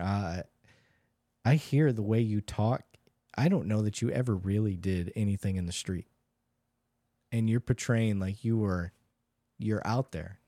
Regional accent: Michigan, United States; I grew up in Michigan

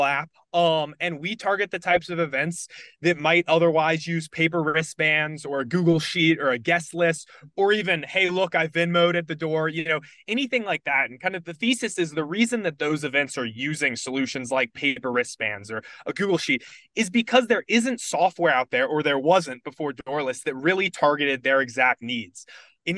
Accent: Charlotte, North Carolina, United States; moved away as an adult; also born or lived in Virginia; I grew up in Charlotte, North Carolina

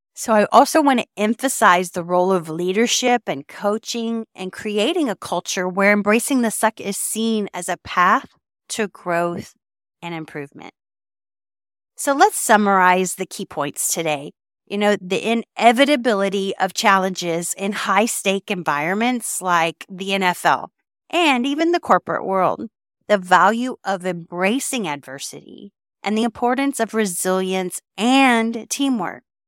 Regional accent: Texas, United States; I am from Texas

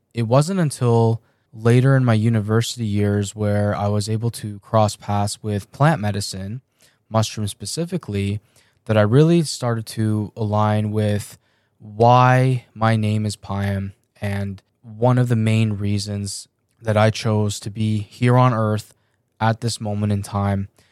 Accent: Canada; also born or lived in Iran; I was born in Iran, and my family and I moved to Canada when I was seven years old.

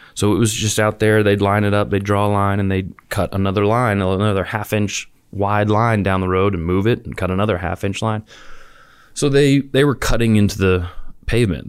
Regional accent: New Orleans, Louisiana, United States; moved away as an adult; also born or lived in Auburn, Alabama; I grew up in the suburbs of New Orleans.

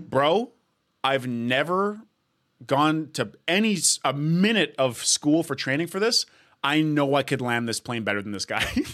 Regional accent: Edmonton, Alberta, Canada; now in Toronto, Canada; I'm born in Edmonton, living in Toronto.

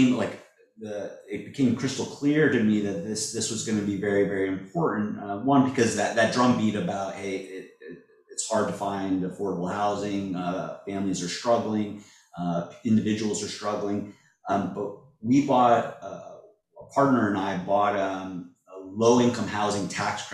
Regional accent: Springfield, Massachusetts, United States; now in Hermosa Beach, United States; I was born and raised in the Springfield area

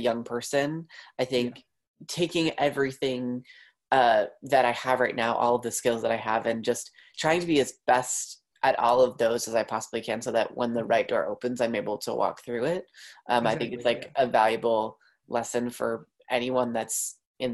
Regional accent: Long Island, New York, United States; I grew up on Long Island in New York

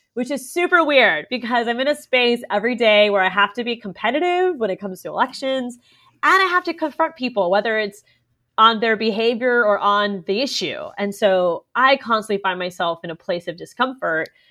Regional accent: Orlando, Florida, United States; I was born in Orlando

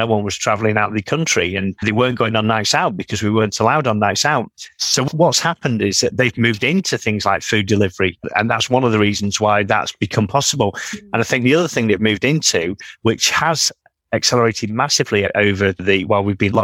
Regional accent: Manchester, North West England, United Kingdom; being a Mancunian

